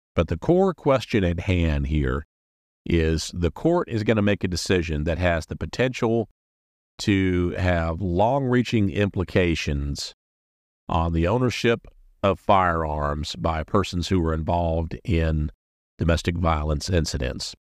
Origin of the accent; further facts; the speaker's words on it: South Carolina, United States; My home state of South Carolina